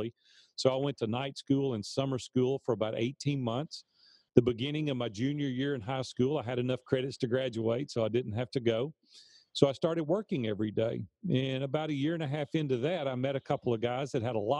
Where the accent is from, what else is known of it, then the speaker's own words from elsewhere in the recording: Nashville, Tennessee, United States; I'm from Nashville, Tennessee, and native Nashvillian